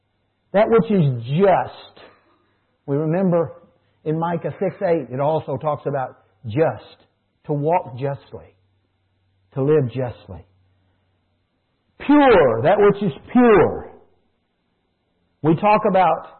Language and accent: English; United States; I as an American